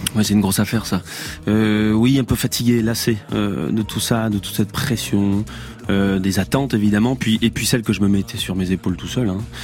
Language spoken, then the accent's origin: French; Ardèche, Auvergne-Rhône-Alpes, France; moved away; also born or lived in Paris / Drôme; je viens d'Ardèche.